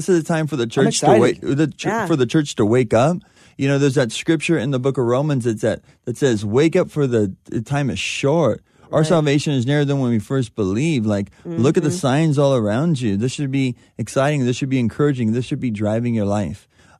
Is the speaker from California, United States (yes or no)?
yes; California, United States; I mean, growing up in Southern California, you got to drive on these freeways all the time.